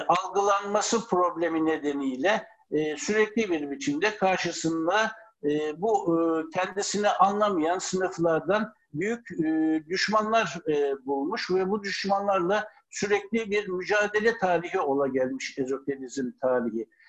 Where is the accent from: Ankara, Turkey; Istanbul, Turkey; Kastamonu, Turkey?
Ankara, Turkey; Ankara'da doğdum.